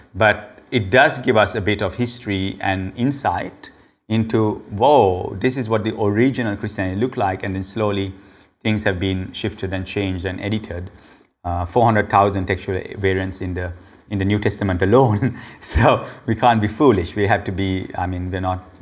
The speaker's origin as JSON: {"language": "English", "country": "Sri Lanka", "said": "the Sri Lankans actually, we call ourselves Aryans"}